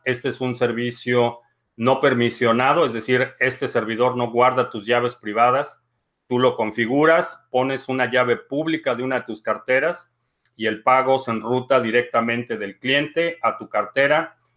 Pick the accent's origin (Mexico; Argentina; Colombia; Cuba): Mexico; como mexicanos